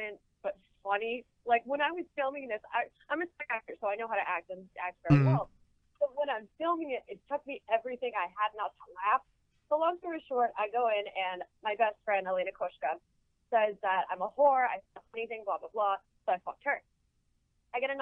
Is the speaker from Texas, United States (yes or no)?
no; El Centro, California, United States; El Centro, California, which is right on the border of Mexico